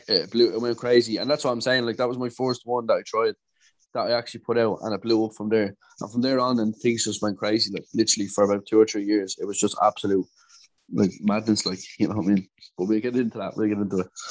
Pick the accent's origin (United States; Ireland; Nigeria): Ireland; Dublin, Leinster; I'm from Dublin in Ireland.